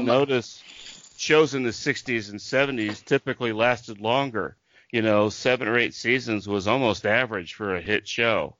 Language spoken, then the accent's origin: English; Tulsa, Oklahoma, United States; i'm from tulsa oklahoma